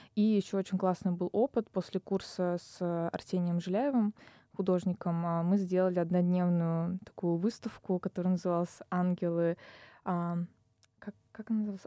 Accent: Kazan, Tatarstan, Russia; moved away as an adult; now in Moscow, Russia; я из Казани

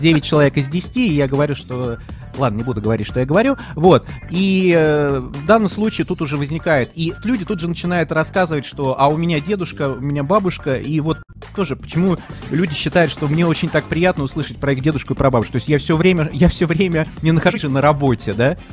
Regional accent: Moscow, Russia; Я москвич четвёртом поколении

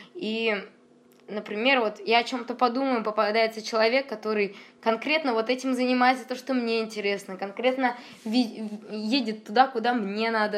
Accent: Saint Petersburg, Russia; я из Петербурга, но иду обратно с Владивостока домой.

